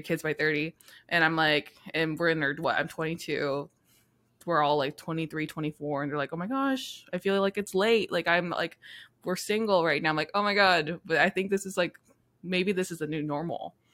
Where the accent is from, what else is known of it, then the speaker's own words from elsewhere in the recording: Yakima, Washington, United States; now in San Diego, United States; I'm also from Yakima, Washington, but I'm living here in San Diego